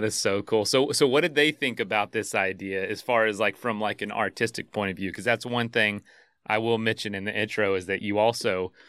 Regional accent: Florida, United States; So I'm from Florida.

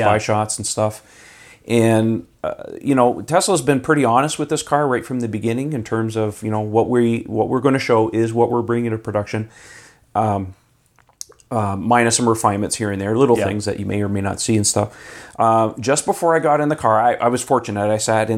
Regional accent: Canada; As a Canadian

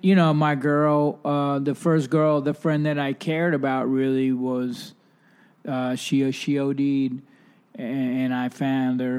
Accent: New York City, New York, United States; growing up in New York City

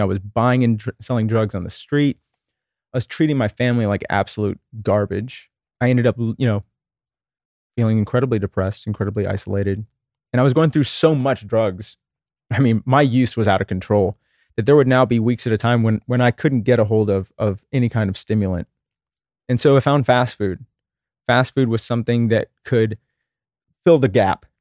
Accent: Texas, United States; I grew up in Texas in the nineteen eighties

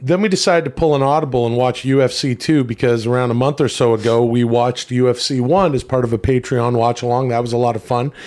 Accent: Canada; of Italian descent growing up in Canada

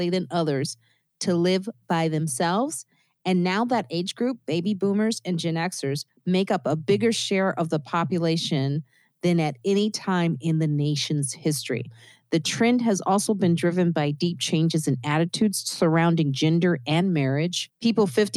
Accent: Chicago, Illinois, United States; now in New York, United States; I grew up in Chicago

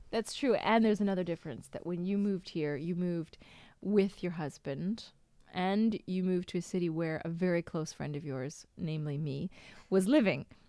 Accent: Seattle, Washington, United States; moved away; also born or lived in Boston; I'm from Seattle

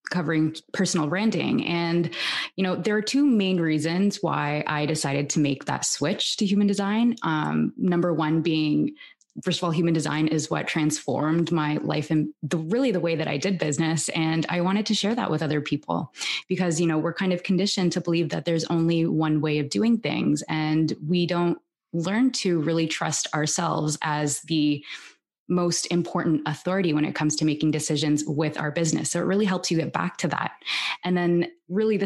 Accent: Toronto, Ontario, Canada; now in Barcelona, Spain; I'm originally from Toronto

